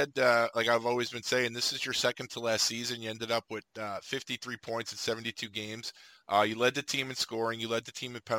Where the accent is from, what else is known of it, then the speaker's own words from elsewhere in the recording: United States; being an American